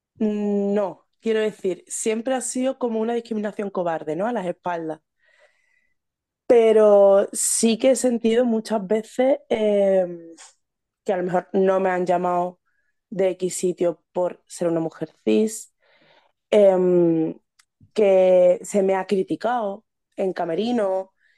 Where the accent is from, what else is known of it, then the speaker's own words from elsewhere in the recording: Seville, Andalusia, Spain; soy de Sevilla